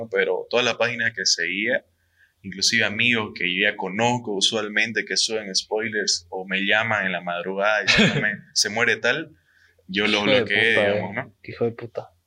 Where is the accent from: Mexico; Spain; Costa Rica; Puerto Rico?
Mexico; Vamos a hablar como mexicano